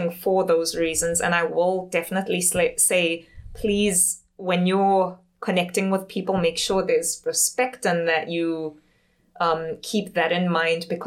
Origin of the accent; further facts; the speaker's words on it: South Africa; now in South Korea; I'm from South Africa.